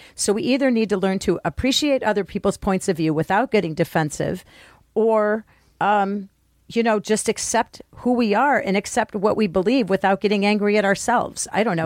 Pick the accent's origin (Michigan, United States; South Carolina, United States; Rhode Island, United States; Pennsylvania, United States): Michigan, United States; Detroit; I grew up in Detroit in a school that was, my middle school was, you know, majority black.